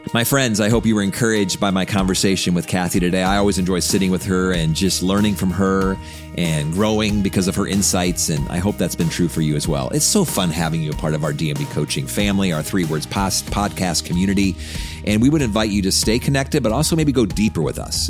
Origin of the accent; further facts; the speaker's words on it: United States; being a f, American